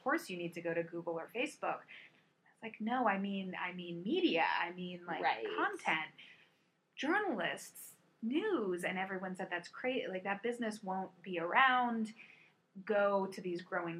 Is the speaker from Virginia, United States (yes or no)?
yes; Virginia Beach, Virginia, United States; I grew up in a beach community. I grew up in Virginia Beach